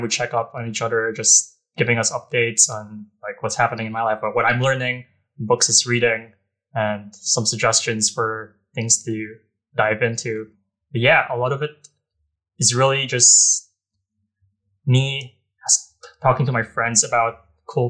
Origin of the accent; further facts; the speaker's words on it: Philippines; moved away as an adult; now in United States; I'm from the Philippines